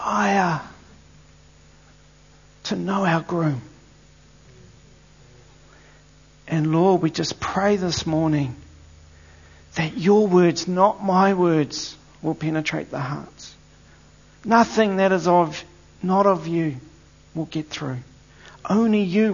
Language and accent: English; Eastbourne, Wellington, New Zealand; I was actually brought up in the Wellington area. I was brought up in Eastbourne, and a place called Point Howard.